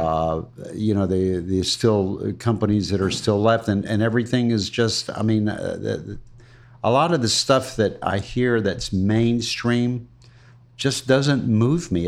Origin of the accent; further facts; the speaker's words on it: Ruskin, Florida, United States; my first years, where I grew up in Ruskin